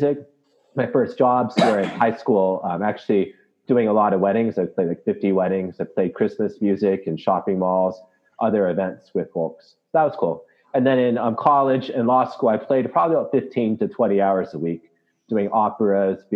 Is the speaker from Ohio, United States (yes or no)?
no; Southern California, United States; moved away as an adult; also born or lived in Malaysia / Canada; now in Washington, D.C., United States; growing up in Southern California